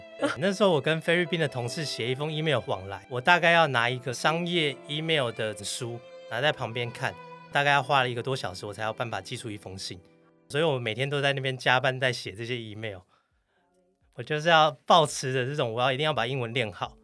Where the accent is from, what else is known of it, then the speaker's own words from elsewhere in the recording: Taiwan; also born or lived in United States; 就只有我一个台湾人